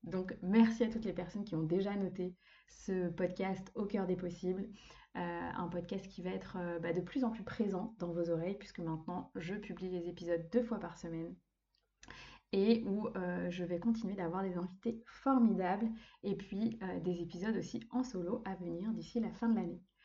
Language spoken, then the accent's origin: French; Brittany, France; moved away as an adult; also born or lived in Lyon region; je suis revenue vivre justement là où j'ai grandi en Bretagne